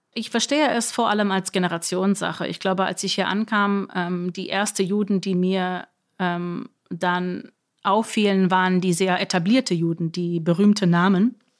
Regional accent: New York, United States; now in Berlin, Germany; ich komme ja aus Amerika

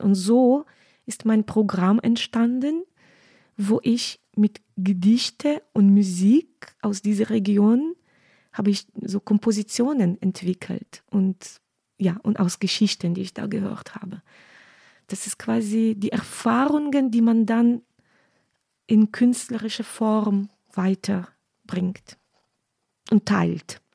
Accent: Western Ukraine, Ukraine; German is a second language; moved away as an adult; now in Cologne, Germany; ich bin in Westen Ukraine aufgewachsen

